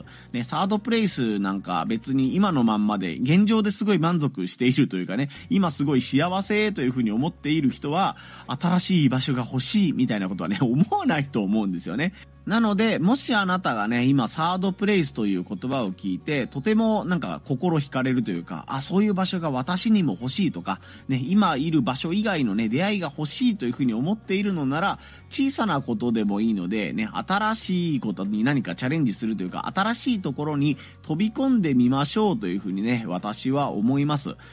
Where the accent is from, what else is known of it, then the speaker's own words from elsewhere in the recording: Hiroshima, Japan; 地元の広島のね、アールシーシー というラジオ局